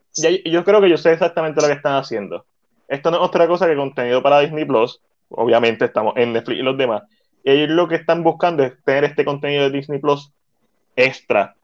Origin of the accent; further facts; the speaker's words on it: Puerto Rico; como puertorriqueño